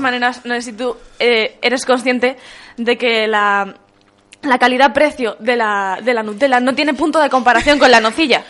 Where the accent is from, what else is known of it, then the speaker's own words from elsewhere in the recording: Madrid, Community of Madrid, Spain; Yo como buena madrileña